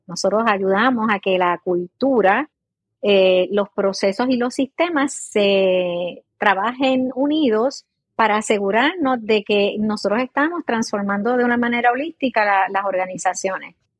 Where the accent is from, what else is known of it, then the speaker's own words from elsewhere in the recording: San Sebastián, Puerto Rico; nací en el área oeste, soy de San Sebastián de las Vegas del Pepino, acá en Puerto Rico